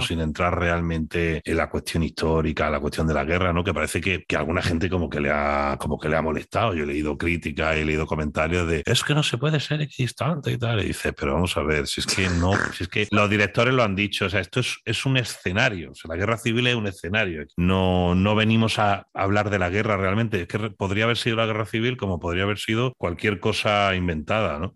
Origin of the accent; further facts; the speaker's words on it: Spain; accent: Spanish; mi acento español